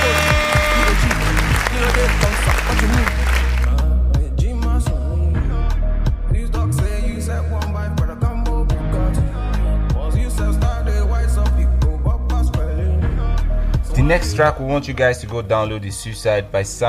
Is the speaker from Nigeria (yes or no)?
yes; Nigeria; I'm from Nigeria